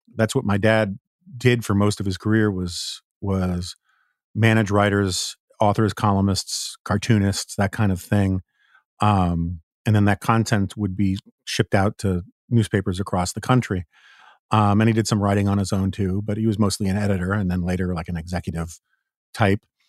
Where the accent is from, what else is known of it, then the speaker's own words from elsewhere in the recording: New York City, New York, United States; now in Washington, D.C., United States; as a New Yorker